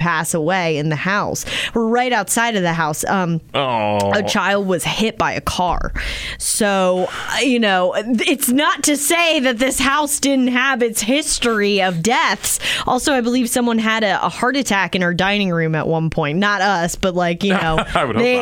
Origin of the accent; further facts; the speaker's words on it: Maryland, United States; growing up in Maryland